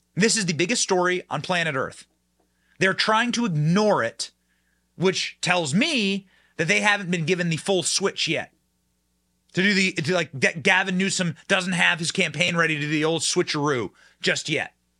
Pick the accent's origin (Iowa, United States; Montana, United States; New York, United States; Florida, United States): Iowa, United States; my home state of Iowa